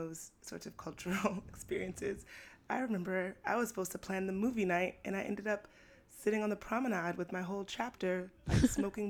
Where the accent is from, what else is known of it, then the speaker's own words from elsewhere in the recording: New York City, New York, United States; I'm born and raised in Brooklyn. I was a part of the Brooklyn chapter of Jack and Jill